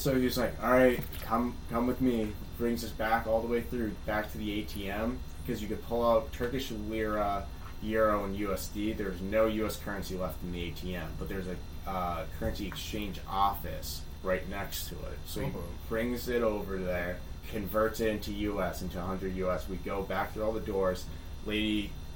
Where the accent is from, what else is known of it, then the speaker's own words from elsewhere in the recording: United States; we're American